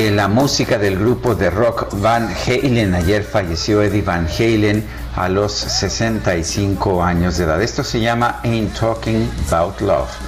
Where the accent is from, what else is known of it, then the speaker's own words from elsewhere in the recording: Azcapotzalco, Mexico City, Mexico; de Azcapotzalco